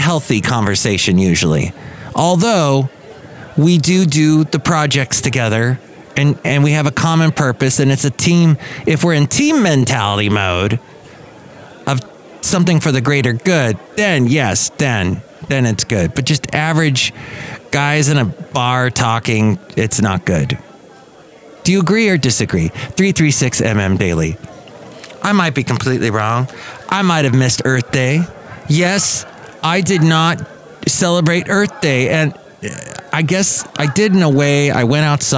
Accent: United States; I'm American

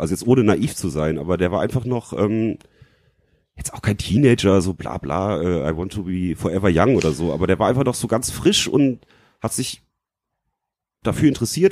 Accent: Leverkusen, North Rhine-Westphalia, Germany; moved away as an adult; now in Frankfurt, Germany; ich komme nicht aus Frankfurt, ich wohne hier seit 2006, komme eigentlich aus Leverkusen

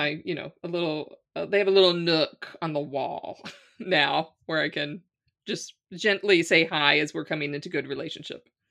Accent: Louisiana, United States; moved away as an adult; now in Ireland; I'm from Louisiana

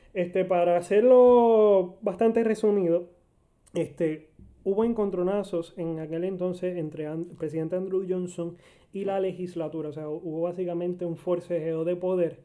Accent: Arecibo, Puerto Rico; Yo que soy de Arecibo

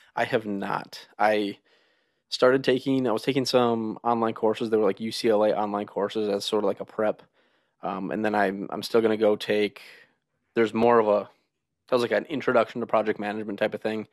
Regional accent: United States; moved away as an adult; also born or lived in Minnesota / Wisconsin; now in West Virginia, United States; we're actually from Minnesota and Wisconsin

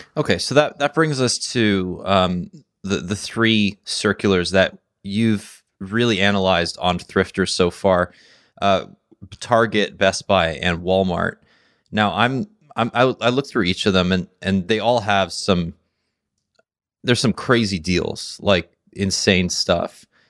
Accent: Canada; I'm Canadian

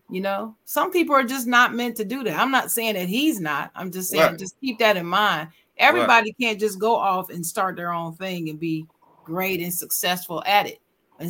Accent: French Lick, Indiana, United States; I'm from French Lick, Indiana. What's wrong with y'all?

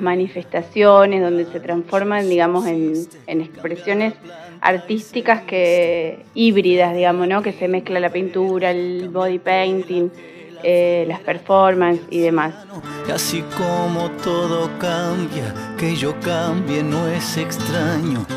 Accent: Capitán Bermúdez, Santa Fe, Argentina; soy de Capitán Bermúdez

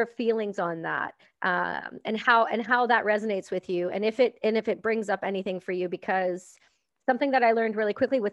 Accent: Canada; I'm Canadian

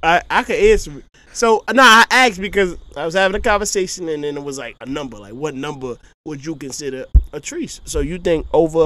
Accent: Philadelphia, Pennsylvania, United States; moved away; I'm from Philly

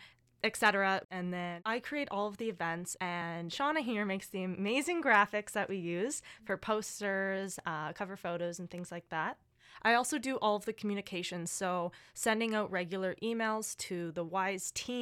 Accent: Nova Scotia, Canada; moved away; I am from Nova Scotia

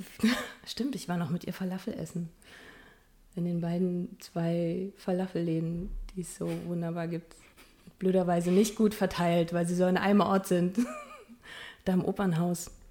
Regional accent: Berlin, Germany; accent: Berlinisch; moved away as an adult; now in Magdeburg, Germany; ich bin Berlinerin

